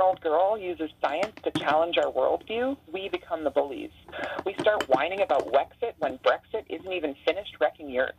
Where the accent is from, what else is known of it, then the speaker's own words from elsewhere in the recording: Kaslo, British Columbia, Canada; also born or lived in Kelowna / Prince George / Castlegar; I grew up in Caslow